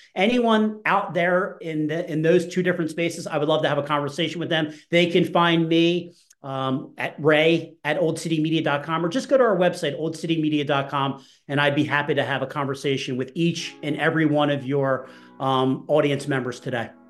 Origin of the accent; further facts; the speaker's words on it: New Jersey, United States; I grew up in New Jersey. So I grew up by the beach.